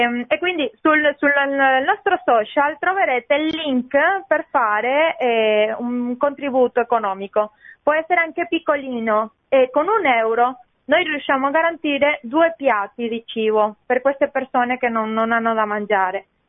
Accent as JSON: {"language": "Italian", "country": "Venezuela", "moved": "yes", "lives_now": "Italy"}